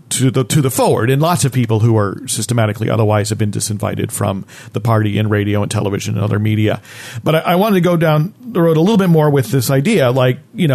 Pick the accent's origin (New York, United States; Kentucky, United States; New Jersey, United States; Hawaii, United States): New Jersey, United States; growing up in New Jersey, you learned that history